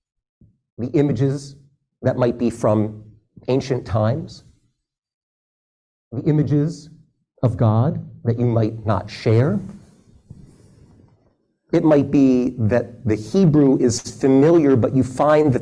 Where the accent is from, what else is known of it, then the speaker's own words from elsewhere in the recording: Philadelphia, Pennsylvania, United States; I was raised in the Philadelphia area